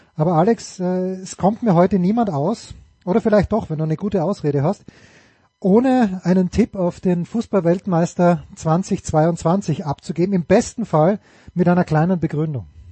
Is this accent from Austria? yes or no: yes; Austria; ich als Österreicher